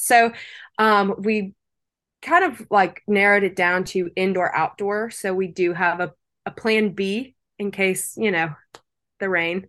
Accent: Lake Charles, Louisiana, United States; I was not born in Lake Charles, but I was raised here from a very young age

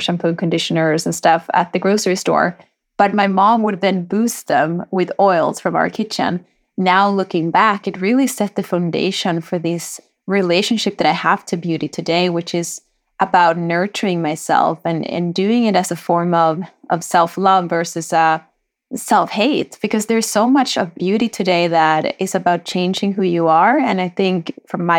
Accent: Sweden; moved away as an adult; now in United States; My dad was a hairdresser back in Chile, but I grew up in Sweden.

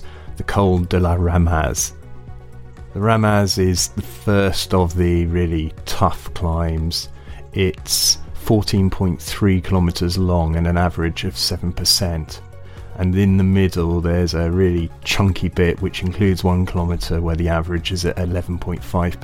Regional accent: United Kingdom; I'm British.

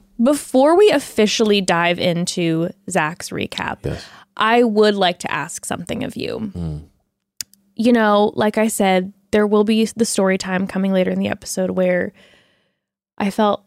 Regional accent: Texas, United States; I am from Texas.

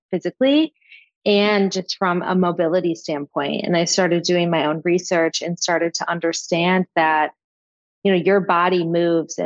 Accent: Michigan, United States; moved away as an adult; also born or lived in New York; now in the Hamptons, United States; I'm from Michigan originally

